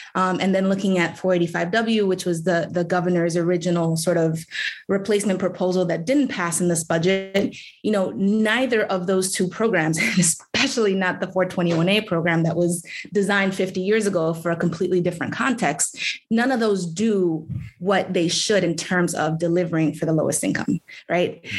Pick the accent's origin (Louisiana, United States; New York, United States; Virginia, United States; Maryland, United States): New York, United States; New York City; I was born and raised in District 14.